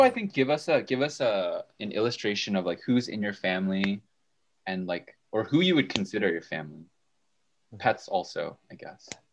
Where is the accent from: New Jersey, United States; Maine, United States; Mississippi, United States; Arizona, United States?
New Jersey, United States; Bridgewater; I'm a senior in Murray, and I hail from Bridgewater, New Jersey